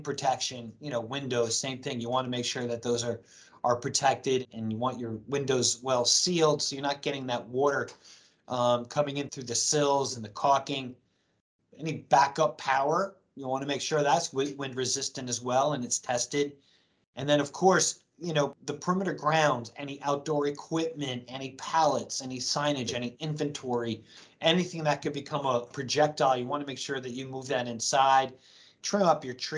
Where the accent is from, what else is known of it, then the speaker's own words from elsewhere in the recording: New Jersey, United States; New Jersey. That's my hometown, is our home state as well